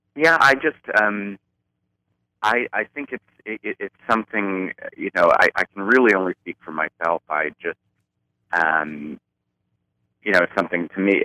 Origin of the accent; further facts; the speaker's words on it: Baltimore, Maryland, United States; I grew up in Baltimore, Maryland